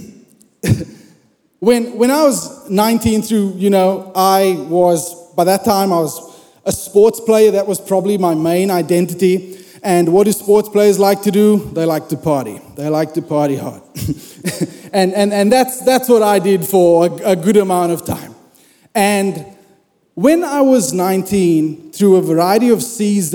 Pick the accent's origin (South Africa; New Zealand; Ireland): South Africa; I grew up in South Africa